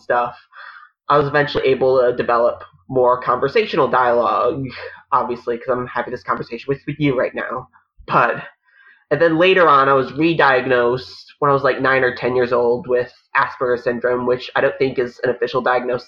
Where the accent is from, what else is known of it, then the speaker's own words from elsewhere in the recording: Connecticut, United States; now in New York City, United States; I'm originally from Connecticut. I now live in New York City